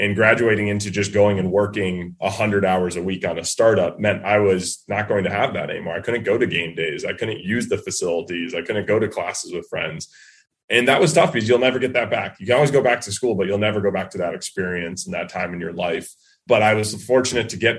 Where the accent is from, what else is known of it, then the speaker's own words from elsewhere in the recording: New England, United States; growing up in New England